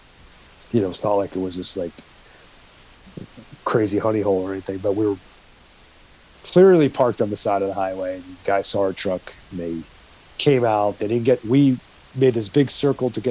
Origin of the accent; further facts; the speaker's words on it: New York, United States; moved away as an adult; I grew up in New York